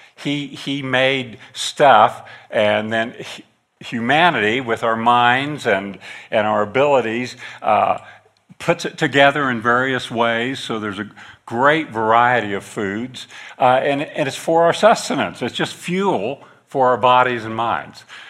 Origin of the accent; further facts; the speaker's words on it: northeastern Kansas, United States; I grew up in the Midwest on a farm in northeastern Kansas